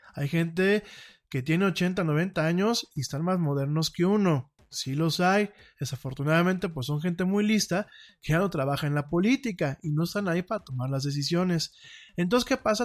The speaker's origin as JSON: {"language": "Spanish", "country": "Mexico", "said": "como mexicanos"}